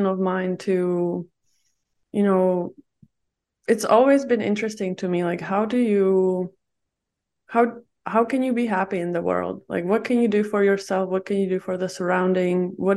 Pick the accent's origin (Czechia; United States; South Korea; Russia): Czechia; moved away as an adult; now in Vancouver, Canada; I'm originally from Czech Republic, and my family is from Greece.